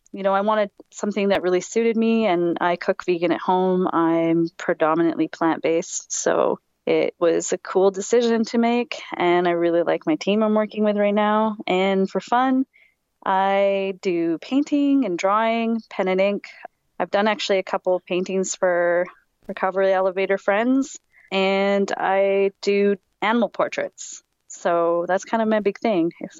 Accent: Vancouver Island, British Columbia, Canada; moved away as an adult; now in Montreal, Canada; I'm from Vancouver Island, born and raised there.

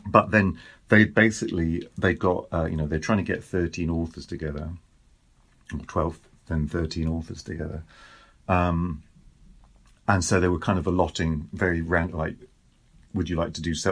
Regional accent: United Kingdom; moved away as an adult; now in France; I'm British, we now live in France

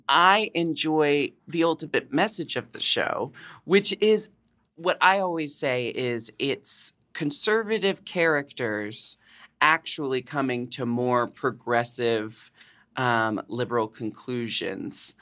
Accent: Portland, Oregon, United States; I grew up in Portland, Oregon

